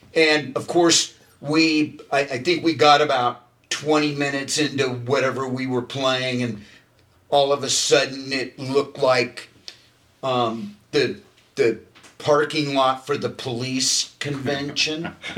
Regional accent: Hermosa Beach, California, United States; I grew up in Hermosa Beach

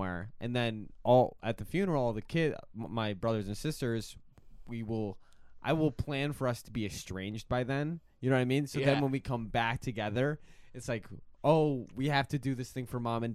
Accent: Iowa, United States; also born or lived in Evanston; I'm from Iowa more than anything

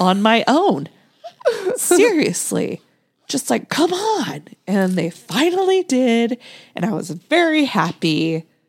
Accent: Nebraska, United States; I grew up in, in Nebraska

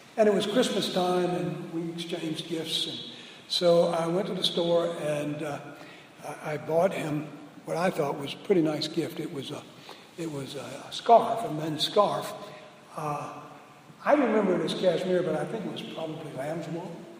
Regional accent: New Orleans, Louisiana, United States; moved away; we're both from New Orleans. I was still in New Orleans or in the New Orleans environs.

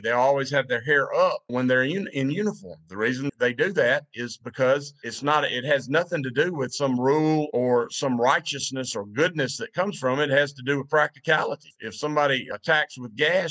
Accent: the Bible Belt, United States; When I was growing up, I grew up in the Bible Belt back when the Bible Belt was the Bible Belt.

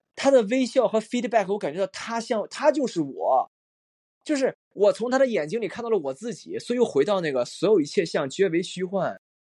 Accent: China; 我们中国人是讲究一个实用主义

